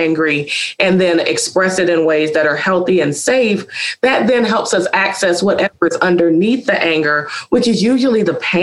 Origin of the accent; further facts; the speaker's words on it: Charlotte, North Carolina, United States; a private practice in Charlotte, North Carolina, which is also my hometown